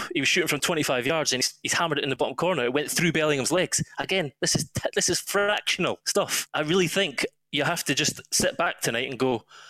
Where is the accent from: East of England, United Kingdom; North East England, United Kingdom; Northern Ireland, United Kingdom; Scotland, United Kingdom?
Scotland, United Kingdom; now in London, United Kingdom; I'm Scottish